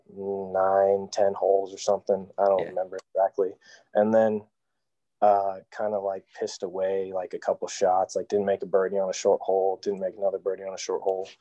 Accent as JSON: {"language": "English", "town": "Fresno", "region": "California", "country": "United States", "tie": "born or raised there", "also_born_or_lived": "Kingsburg, California", "said": "I was born in Fresno, California, uh, Central Valley"}